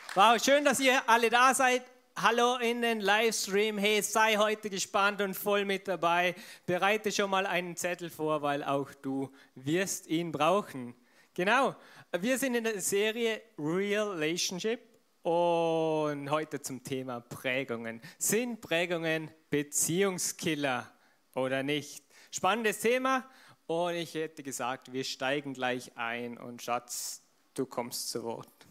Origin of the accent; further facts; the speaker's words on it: Vorarlberg, Austria; Verena und ich zum Beispiel, wir sind beide Vorarlberger, wir sind in dieser Kultur aufgewachsen